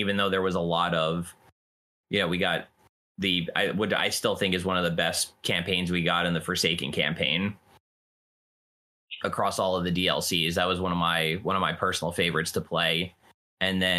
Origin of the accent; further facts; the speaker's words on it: New Jersey, United States; Growing up around here, my dad was a Yankees fan.